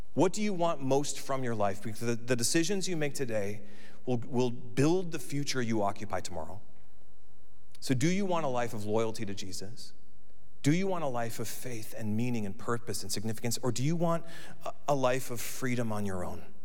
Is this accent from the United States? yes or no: yes; United States